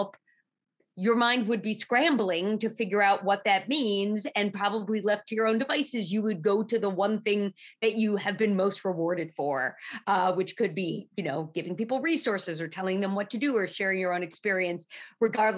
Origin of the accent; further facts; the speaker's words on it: New York City, New York, United States; I grew up in Manhattan